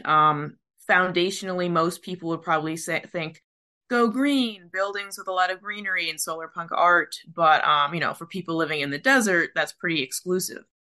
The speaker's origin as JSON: {"language": "English", "country": "Philippines", "said": "as a Filipino myself"}